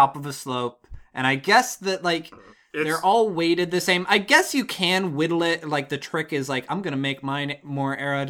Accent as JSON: {"language": "English", "town": "Ligonier", "region": "Pennsylvania", "country": "United States", "tie": "born or raised there", "said": "Fort Ligonier Days, the celebration in my hometown of the fact that we have the only fort never to be taken during the French and Indian War"}